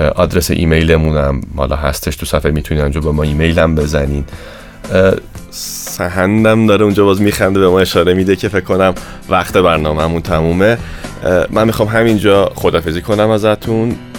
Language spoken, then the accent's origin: Persian; Tabriz, East Azerbaijan, Iran; تو جامعه خودمون تو همون ایران تو شهر خودمون تو تبریز